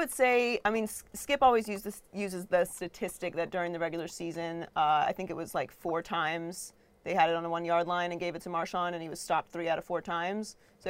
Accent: Pittsburgh, Pennsylvania, United States; moved away as an adult; also born or lived in Miami; now in Los Angeles, United States; I grew up in Pittsburgh

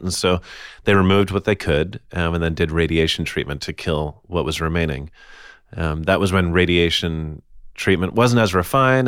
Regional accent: United States; I'm an American who has family from Italy

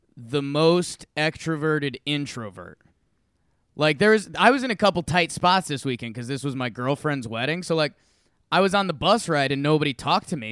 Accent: Northeast, United States; now in Denver, United States; I'm from the Northeast

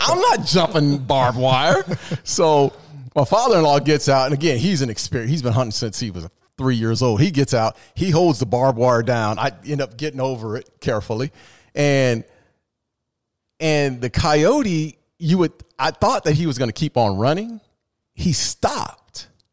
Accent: the West, Arizona, United States; I'm from the West. You know, I'm in Arizona.

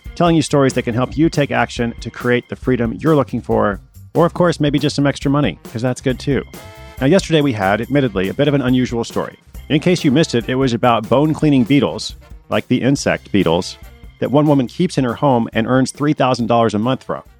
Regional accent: Portland, Oregon, United States; that's my hometown too.

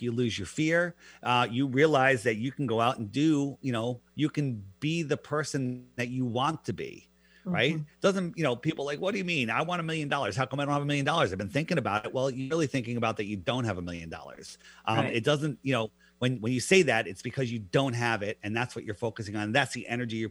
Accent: Fairfield County, East Coast, Connecticut, United States; I grew up in the East Coast in Fairfield County

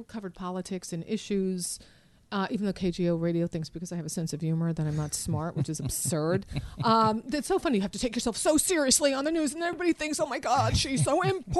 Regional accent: New York, United States; born there; I was born in New York.

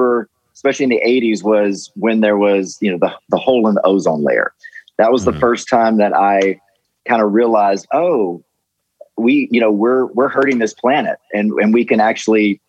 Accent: Ellisville, Mississippi, United States; also born or lived in Laurel, Mississippi; I actually grew up in a place called Ellisville, Mississippi

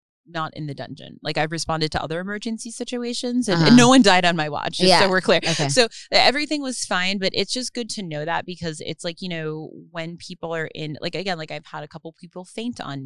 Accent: New Jersey, United States; now in Los Angeles, United States; I'm from New Jersey

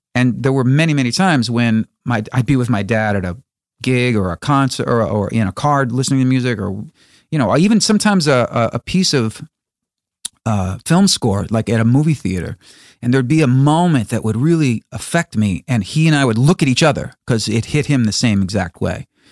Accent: Chicago, Illinois, United States; my hometown of Chicago

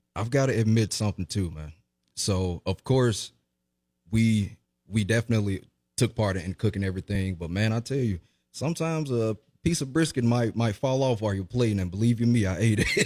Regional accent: Jackson, Mississippi, United States; born and raised in Jackson, Mississippi

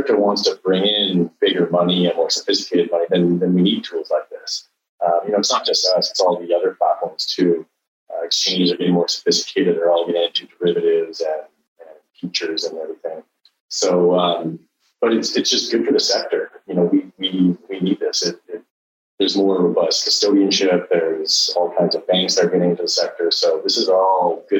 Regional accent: Canada; now in Singapore; I'm from Canada

